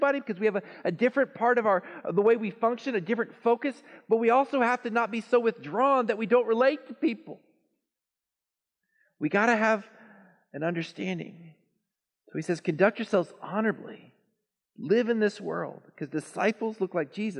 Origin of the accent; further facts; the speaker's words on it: Texas, United States; also born or lived in Lawton, Oklahoma; I'm a Texan. Proud Texan